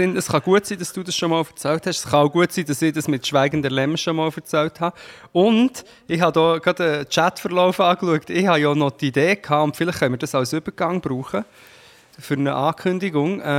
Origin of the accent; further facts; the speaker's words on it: Portugal; In Portugal.